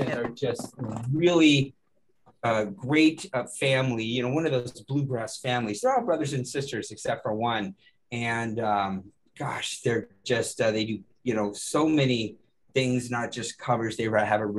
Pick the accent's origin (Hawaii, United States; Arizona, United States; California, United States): Arizona, United States; Phoenix; I'm from Arizona, I'm from Phoenix